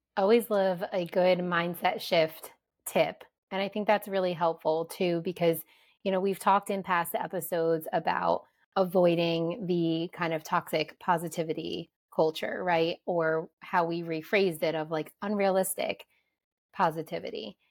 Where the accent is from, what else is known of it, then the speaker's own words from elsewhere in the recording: New Jersey, United States; growing up in New Jersey